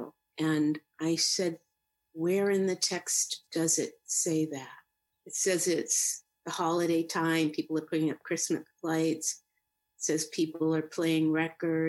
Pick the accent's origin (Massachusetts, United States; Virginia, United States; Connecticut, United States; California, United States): Massachusetts, United States; Boston; I grew up in Dorchester, Massachusetts. It's right in the city of Boston.